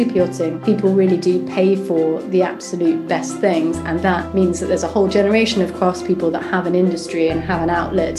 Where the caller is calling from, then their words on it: London, United Kingdom; I'm in London, where it's not raining for a change.